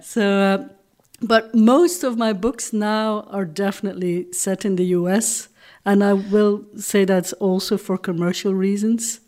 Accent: Flanders, Belgium; first language Dutch; English is a second language; moved away; also born or lived in Hong Kong; I'm from Belgium

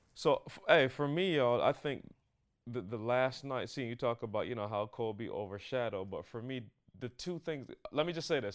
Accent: Barbados; I'm growing up in Barbados

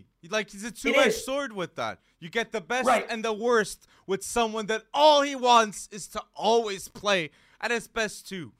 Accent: Lisbon, Portugal; my hometown team here in Lisbon

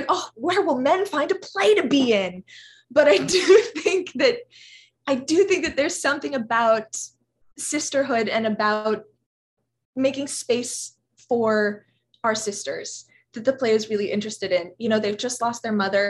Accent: Los Angeles, California, United States; I grew up in a little pocket of Los Angeles that was really transforming when I was a little kid

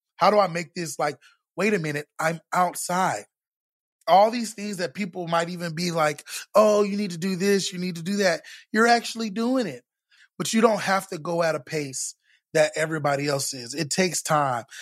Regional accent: Orlando, Florida, United States; now in Texas, United States; I grew up in Florida

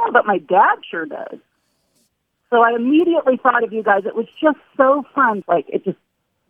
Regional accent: Sacramento, California, United States; now in Seattle, United States; I'm from Sacramento originally.

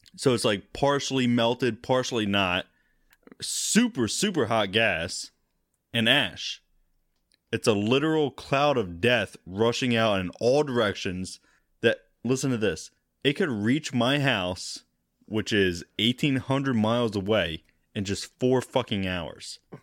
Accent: United States; I'm American

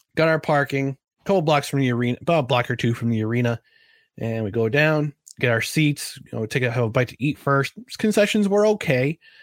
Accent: New Jersey, United States; growing up in New Jersey

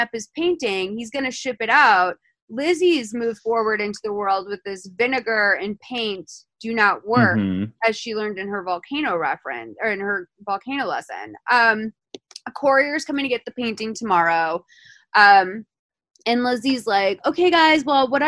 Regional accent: Lexington, Massachusetts, United States; I'm from Lexington, Massachusetts, so we take Patriots Day very seriously

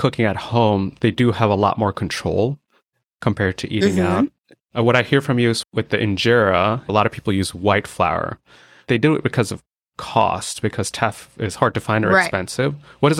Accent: India; As an Indian, I grew up eating a lot of rice with curry.

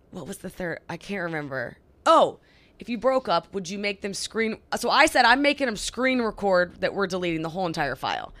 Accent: Oklahoma, United States; moved away as an adult; also born or lived in California; we're from Oklahoma. We moved to California. We lived there for three years. I got this job. We moved here.

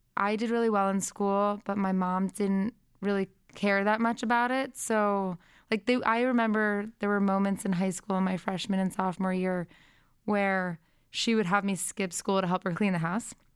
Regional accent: Brookline, Massachusetts, United States; moved away; also born or lived in Boston, Massachusetts; she raised me and my brother in Brookline, and I went to public school up until my last two years of high school

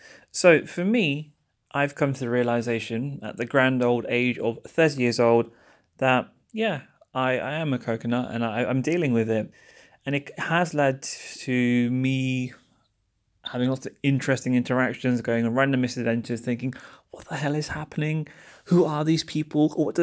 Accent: London, United Kingdom; born there; But yeah, my parents were born in Pakistan. I was born in London. So am I really Pakistani? I'm kind of British.

